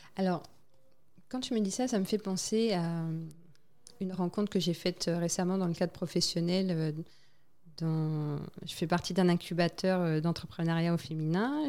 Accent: French Guiana; moved away as an adult; also born or lived in Île-de-France, France; j'avais grandi, j'ai passé euh, la majorité de ma vie scolaire, on va dire, dans, en Guyane.

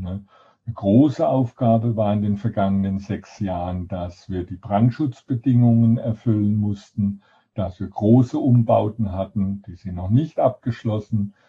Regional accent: Sinsheim, Baden-Württemberg, Germany; moved away; also born or lived in Heidelberg; Ich bin in Heidelberg geboren und bin dann in Sinsheim

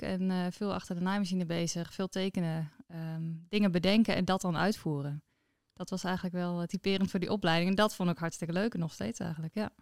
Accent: Noordwolde, Friesland, Netherlands; ik ben opgegroeid in Noordwolde. Het is een heel mooi eh, klein plaatsje onder in Friesland.

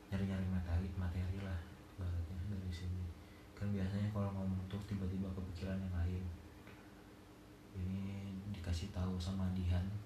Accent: Banjarbaru, South Kalimantan, Indonesia; also born or lived in Garut; awalnya saya itu emang lahir di Garut cuman dari TK saya pindah ke Banjarbaru dari TK awal kecil pindah ke Banjarbaru

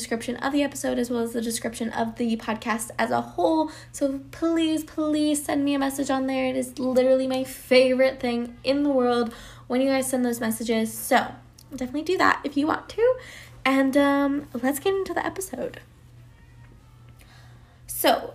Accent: Colorado, United States; moved away as an adult; now in Atlanta, United States; I am originally from Colorado, but I moved to Atlanta, Georgia for the said acting career.

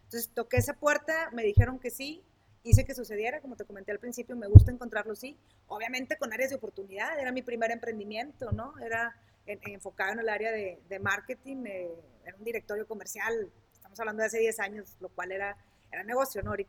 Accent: Sabinas, Coahuila, Mexico; soy de Sabina Coahuila, soy originaria de Sabina Coahuila.

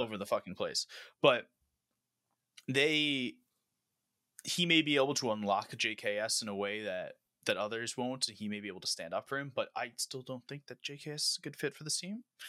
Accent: United States; as an American

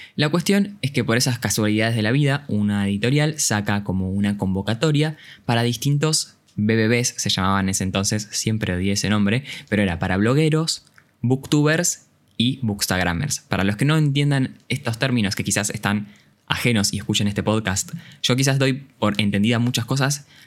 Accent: Campana, Buenos Aires Province, Argentina; soy de Campana y tenía que viajar hasta Ciudad Autónoma de Buenos Aires

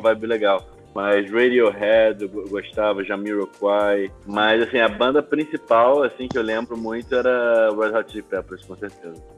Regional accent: Rio de Janeiro, Brazil; moved away as an adult; also born or lived in Lisbon, Portugal; now in Amsterdam, Netherlands; como carioca e brasileiro

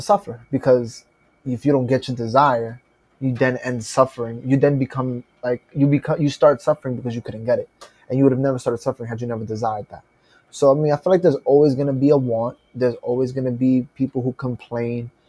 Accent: New York City, New York, United States

